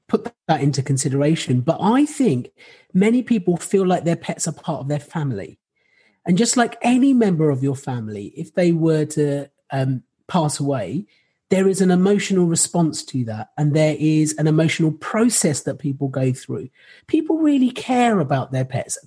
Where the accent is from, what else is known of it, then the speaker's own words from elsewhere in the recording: Rochester, South East England, United Kingdom; I grew up in Rochester